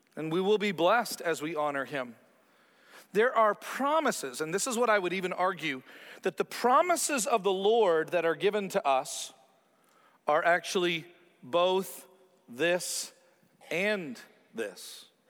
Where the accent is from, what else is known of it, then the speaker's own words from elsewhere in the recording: Canada; growing up a Canadian, where I have this huge country that I'm a part